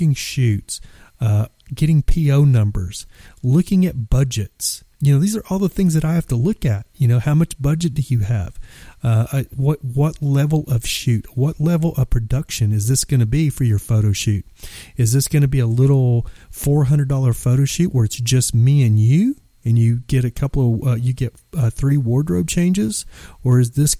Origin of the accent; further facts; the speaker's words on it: Texas, United States; I'm from Texas